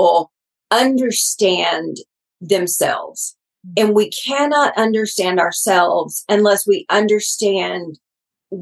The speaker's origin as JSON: {"language": "English", "region": "Texas", "country": "United States", "said": "They'll know I'm from Texas after about three words."}